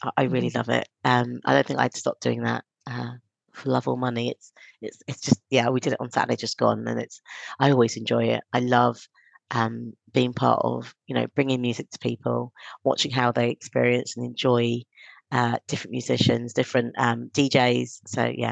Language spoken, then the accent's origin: English; London, United Kingdom; also born or lived in Stonebridge; Halston's, where I grew up